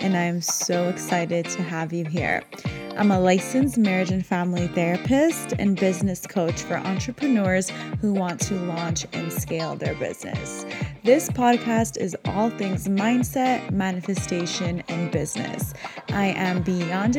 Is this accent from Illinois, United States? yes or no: no; Los Angeles, California, United States; I was actually born in America in Los Angeles and really proud of both cultures. And I have lived in LA my whole entire life